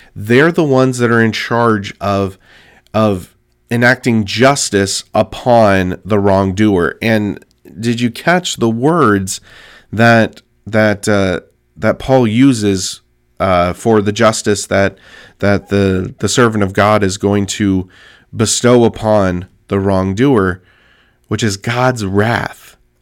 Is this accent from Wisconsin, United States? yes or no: no; California, United States; my home state of California